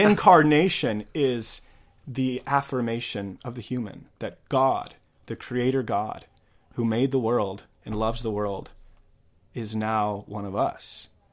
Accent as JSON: {"language": "English", "region": "Missouri", "country": "United States", "tie": "born or raised there", "said": "for me growing up in Missouri, you know, in the early two thousands"}